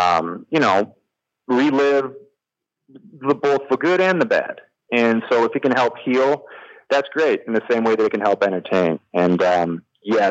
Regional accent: Midwest, United States; now in Los Angeles, United States; I'm from the Midwest

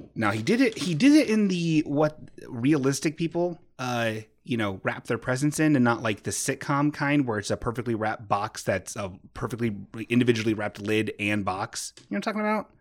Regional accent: Bellbrook, Ohio, United States; My hometown, Bellbrook

